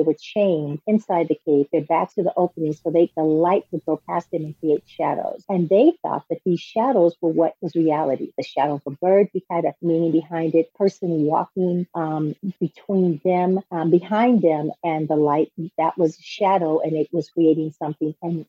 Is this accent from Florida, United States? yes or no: no; California, United States; I was born and raised here in California specifically.